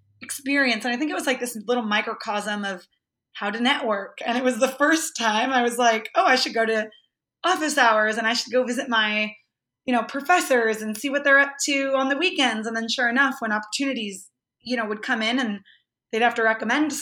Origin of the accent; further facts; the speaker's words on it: Los Banos, California, United States; moved away as an adult; also born or lived in San Diego / Los Angeles; I grew up in this really tiny town in Northern California. It's called Los Banos, California.